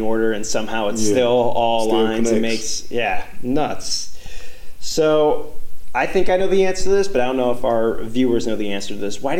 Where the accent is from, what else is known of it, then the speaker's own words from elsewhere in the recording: Chicago, Illinois, United States; now in Orlando, United States; I'm from the Chicago area.